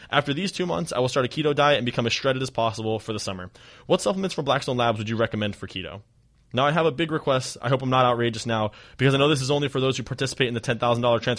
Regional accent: Germany; Unfortunately, because I'm from Germany, I cannot officially be part of the $10,000 transformation contest

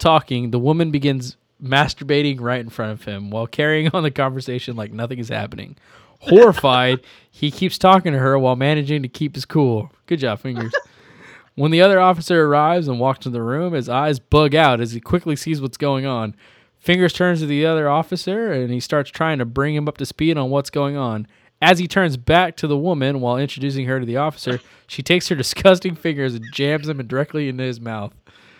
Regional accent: Midwest, United States; I grew up and lived in the Midwest most of my life, but since moving to the East Coast, I realize I have a strange love of ranch dressing.

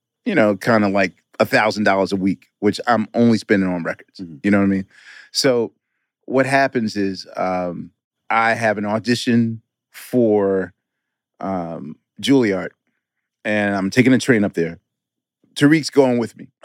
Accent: Philadelphia, Pennsylvania, United States; being a Philadelphian

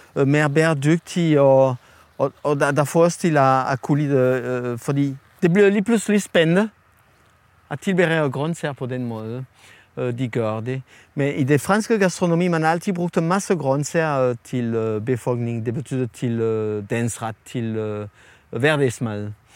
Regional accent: France; Danish is a second language; moved away as an adult; now in Denmark; fra Frankrig, hvor jeg kommer fra

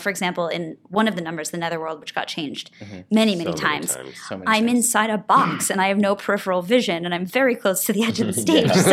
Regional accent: Detroit, Michigan, United States; I grew up in Detroit, well, a suburb of Detroit

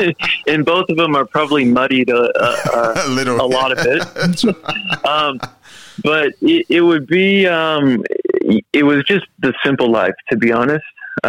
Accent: Midwest, United States; now in Australia; When I'm in Australia, I'm an Aussie. And when I'm in the U.S., I'm an American. So it's funny how that works because, obviously, my roots are in the U.S., but I've lived here in Australia for prob

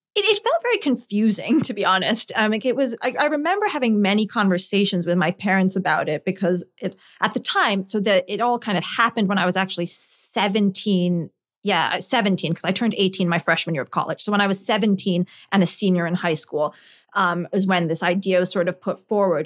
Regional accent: Scotland, United Kingdom; moved away; also born or lived in New Jersey, United States; I grew up in Scotland

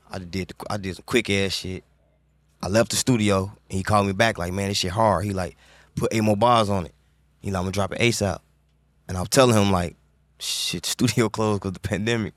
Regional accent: Chicago, Illinois, United States; growing up in Chicago

